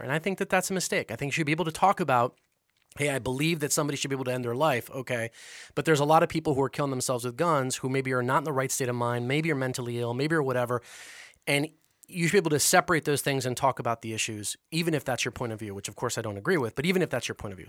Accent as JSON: {"language": "English", "country": "United States", "said": "being an American"}